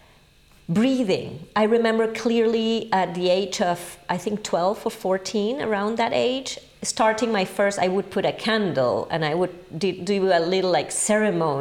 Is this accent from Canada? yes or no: no; Caracas, Capital District, Venezuela; English is a second language; moved away as an adult; also born or lived in England / Paris; I was born in Venezuela, in Caracas, the capital.